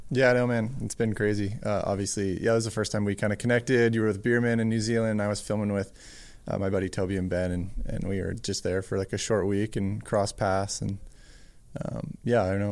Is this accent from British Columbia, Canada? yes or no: yes; Whistler, BC, British Columbia, Canada; I grew up in Worcester, B C